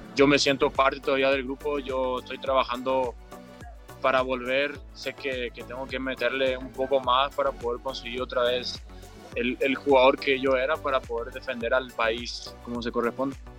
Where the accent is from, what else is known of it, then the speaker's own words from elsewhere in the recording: Paraguay; moved away as an adult; now in Mexico; como otro paraguayo más